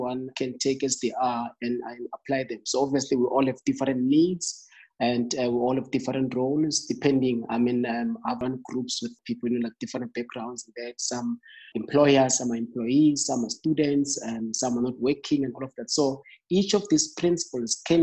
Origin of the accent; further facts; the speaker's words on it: Emakaya, Mpumalanga, South Africa; I grew up in the farm. I'm from Emakaya, back in Mpumalanga